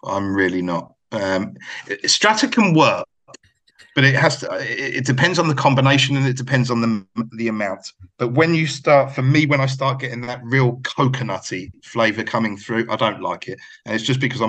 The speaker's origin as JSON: {"language": "English", "country": "United Kingdom", "moved": "yes", "said": "obviously my accent gives it all away, but I've actually lived, maybe you've gathered by me telling you of where I've lived and stuff, that I've lived longer out of the UK than I ever lived there."}